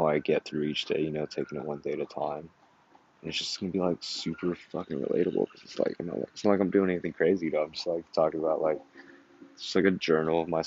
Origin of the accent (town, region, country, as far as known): Yucaipa, California, United States; now in San Francisco, United States